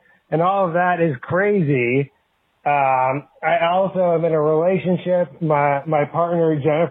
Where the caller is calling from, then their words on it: North Carolina, United States; I'm calling you from North Carolina.